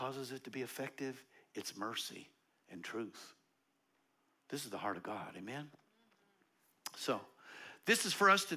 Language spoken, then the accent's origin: English; United States; I grew up in America